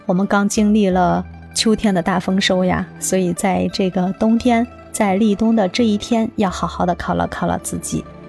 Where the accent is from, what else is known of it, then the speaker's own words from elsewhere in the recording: northern China, China; 在我们北方的话就是牛羊猪肉